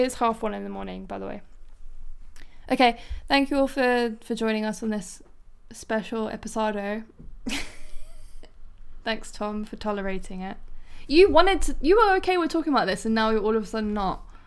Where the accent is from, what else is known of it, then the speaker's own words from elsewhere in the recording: London, United Kingdom; born in London.